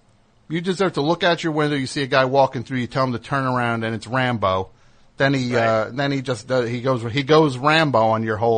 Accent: New Jersey, United States; I'm from New Jersey, the greatest state in the United States.

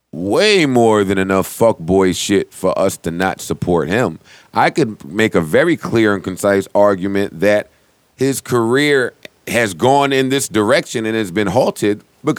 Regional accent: Jersey City, New Jersey, United States; moved away; I'm from Jersey City.

